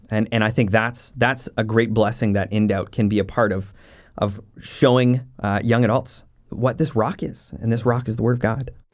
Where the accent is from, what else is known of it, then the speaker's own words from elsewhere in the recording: Jasper, Alberta, Canada; also born or lived in Saskatchewan; now in Maple Ridge, Canada; growing up in Jasper, Alberta, right in the Rocky Mountains.